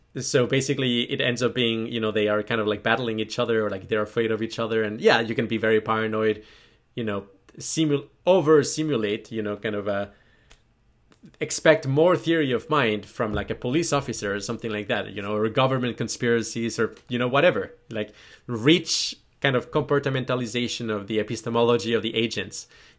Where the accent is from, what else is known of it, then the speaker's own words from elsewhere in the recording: New Zealand; Kiwi again, New Zealand. So, being a Kiwi, well, no, okay, backtrack.